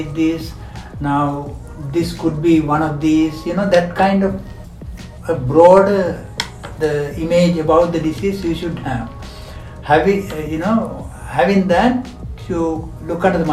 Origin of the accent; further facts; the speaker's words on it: Sri Lanka; moved away as an adult; also born or lived in United Kingdom; now in Malaysia; I'm from Sri Lanka